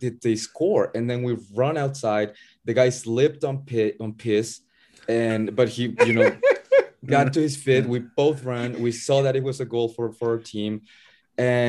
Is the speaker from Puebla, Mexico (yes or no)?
yes; Puebla, Mexico; my hometown team, Puebla FC